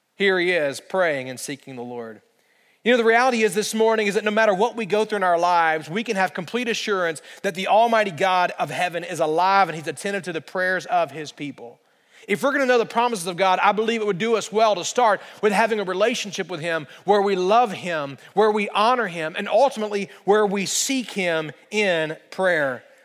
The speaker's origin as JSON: {"language": "English", "region": "central Alabama", "country": "United States", "tie": "born or raised there", "moved": "yes", "said": "I grew up in the state of Alabama, and in central Alabama, it just does not snow"}